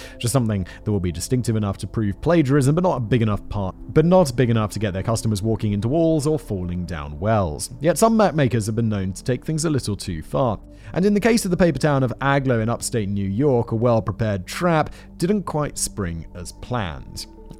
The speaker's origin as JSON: {"language": "English", "town": "Rotherham", "region": "Yorkshire and the Humber", "country": "United Kingdom", "tie": "born or raised there", "said": "Back when I was a teenager growing up in Rotherham, I used to hang around with a group of reprobates in a place we called Happy Corner."}